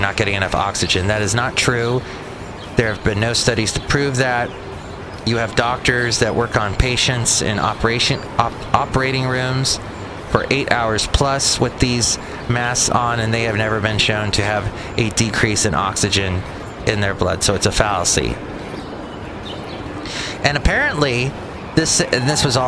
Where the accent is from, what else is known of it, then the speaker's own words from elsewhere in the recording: East Bay, California, United States; I'm from the East Bay